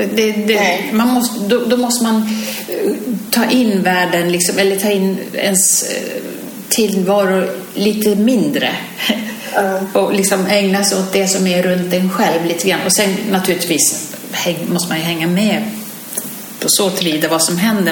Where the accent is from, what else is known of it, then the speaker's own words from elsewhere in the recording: Sweden; hemma i Sverige